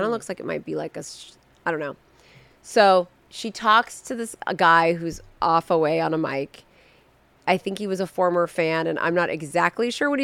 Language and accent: English; Southern California, United States; I'm also born and raised in Southern California